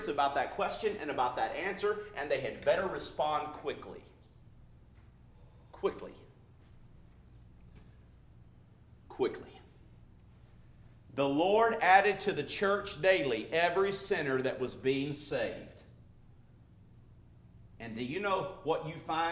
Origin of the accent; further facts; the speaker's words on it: Louisiana, United States; now in California, United States; my home state of Louisiana